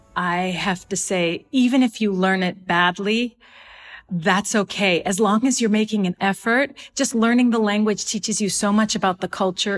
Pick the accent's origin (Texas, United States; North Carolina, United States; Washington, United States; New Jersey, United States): Washington, United States; Seattle; moved away as an adult; now in Rabat, Morocco; I moved from Seattle, which is my hometown, to Washington, D C